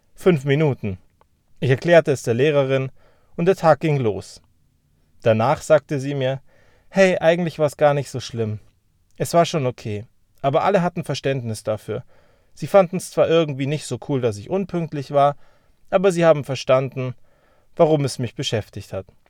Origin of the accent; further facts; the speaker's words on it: Germany; wir sind ja Deutsche.